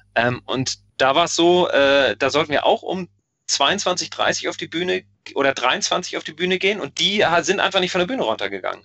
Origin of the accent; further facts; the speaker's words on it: Hamburg, Germany; ich auch als Hamburger